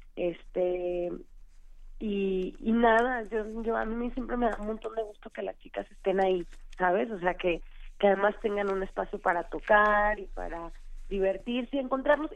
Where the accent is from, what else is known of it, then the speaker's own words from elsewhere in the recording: Tijuana, Baja California, Mexico; now in Mexico City, Mexico; yo soy de Tijuana, yo tocaba en una banda en Tijuana